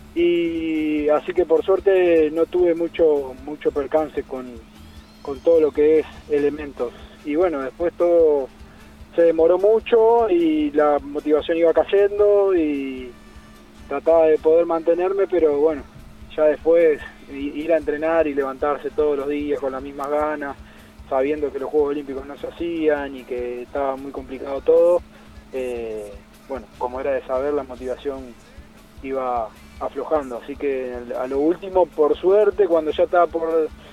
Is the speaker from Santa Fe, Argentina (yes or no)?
yes; Santa Fe, Argentina; soy de Santa Fe Capital.